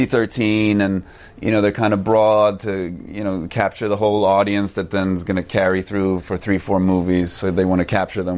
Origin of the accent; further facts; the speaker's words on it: Sweden; moved away as an adult; But I'm Swedish. I grew up in Sweden and I went to school there